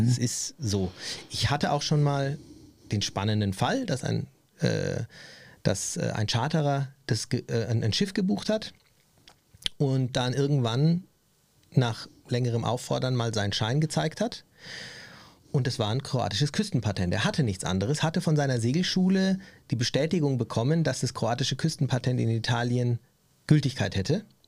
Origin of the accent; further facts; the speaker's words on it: Germany; für mich als Deutscher